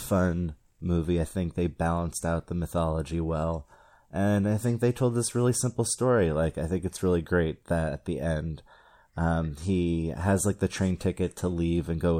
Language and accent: English; New Jersey, United States; I'm from New Jersey